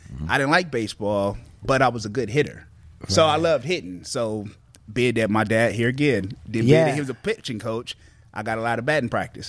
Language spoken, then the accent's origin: English; Santa Monica, California, United States; I loved growing up in Santa Monica.